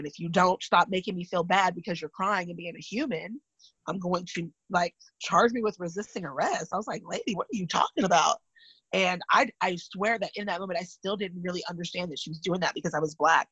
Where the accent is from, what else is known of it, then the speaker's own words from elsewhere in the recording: California, United States; I'm from California and my grandparents were mixed race